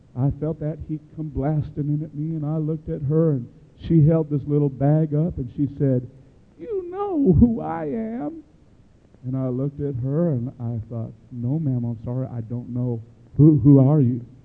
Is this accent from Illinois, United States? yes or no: yes; Chicago, Illinois, United States; I grew up in Chicago, that's a union town